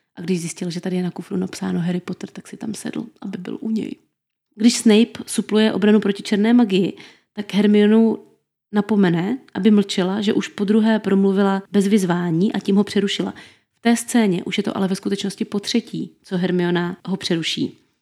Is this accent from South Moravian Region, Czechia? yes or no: yes; Brno, South Moravian Region, Czechia; my Brňáci, někteří stále ještě říkáme DRFG aréně